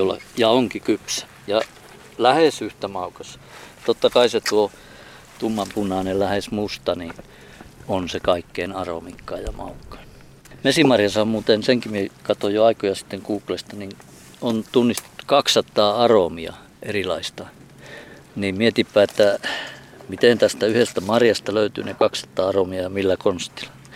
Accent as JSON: {"language": "Finnish", "area": "Jaatila", "region": "Lapland", "country": "Finland", "moved": "yes", "said": "meillä päin Jaatilassa niin vadelmaa sanottiin vaaraimeksi"}